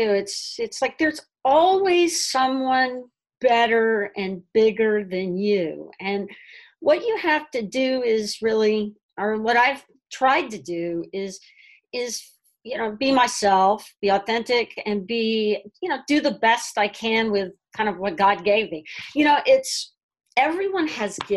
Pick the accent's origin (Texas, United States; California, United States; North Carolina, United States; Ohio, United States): Texas, United States; moved away as an adult; also born or lived in New York City / Manhattan; now in Brooklyn, United States; I grew up in Texas